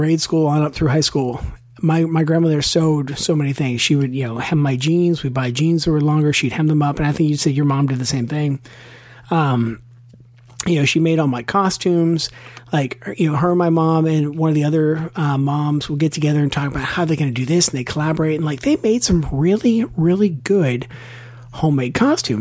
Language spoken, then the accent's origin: English; Western Pennsylvania, United States; also born or lived in Pittsburgh; Chris and I grew up in Western Pennsylvania